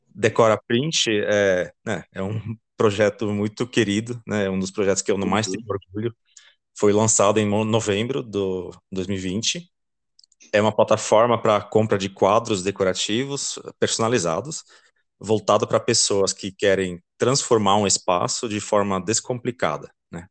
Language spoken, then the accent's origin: Portuguese; Belgium; Portuguese is a second language; moved away as an adult; now in Brazil; Eu sou belga, uh, estudei engenharia e marketing na Bélgica